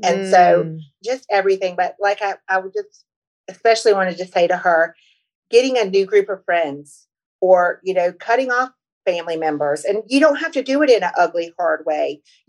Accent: North Carolina, United States; I'm from North Carolina. And I hopped a train from North Carolina to New York

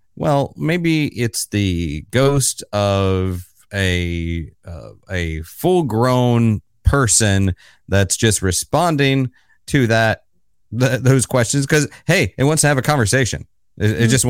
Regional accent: Florida, United States; now in New York City, United States; I'm based in New York City, not too far from you, I guess, and but I'm originally from Florida

